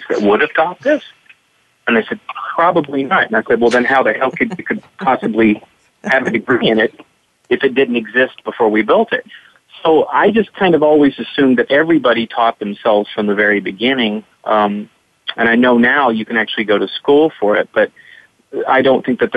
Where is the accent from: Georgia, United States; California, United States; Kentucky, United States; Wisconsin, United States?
Kentucky, United States; growing up in Kentucky